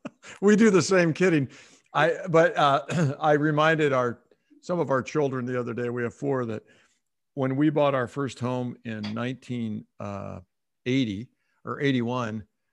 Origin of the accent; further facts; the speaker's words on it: Fort Wayne, Indiana, United States; I grew up in Fort Wayne.